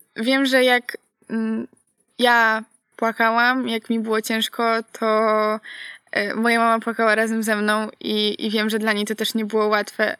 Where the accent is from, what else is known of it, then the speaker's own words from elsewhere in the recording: Poland; moved away as an adult; now in Poznań, Poland; Ja pochodzę z Borów Tucholskich